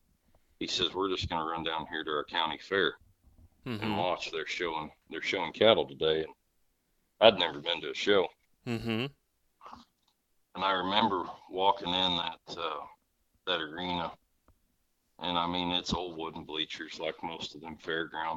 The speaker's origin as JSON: {"language": "English", "town": "Rensselaer", "region": "Indiana", "country": "United States", "tie": "born or raised there", "said": "my sister Amy and I grew up right here in Rensselaer."}